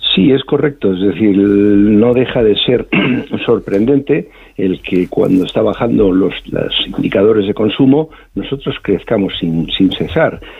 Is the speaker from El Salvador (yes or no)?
no; Spain; somos los españoles viajando por España